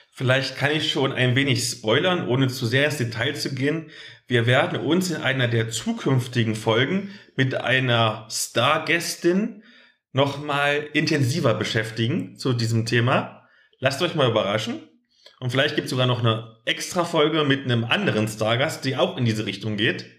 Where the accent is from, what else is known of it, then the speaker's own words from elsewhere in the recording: East Germany, Germany; bei uns im Osten